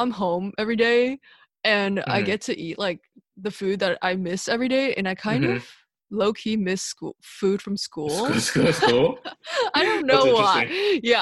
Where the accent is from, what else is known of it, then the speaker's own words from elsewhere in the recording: Duluth, Georgia, United States; also born or lived in China; I'm from Duluth, Georgia, and a lot of people don't know, but it's like a very Asian concentrated